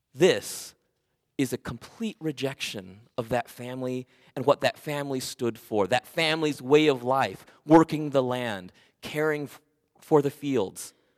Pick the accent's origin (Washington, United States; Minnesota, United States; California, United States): California, United States; Oxnard; also born or lived in Camarillo, California; I was born in Oxnard, California. I was raised there